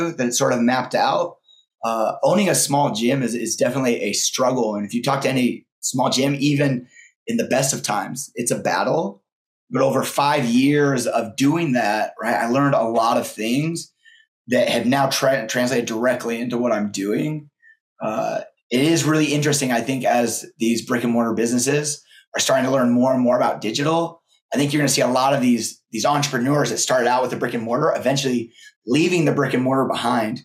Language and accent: English; Boise, Idaho, United States; I'm from Boise, Idaho, and I wanted to get back home where my family lived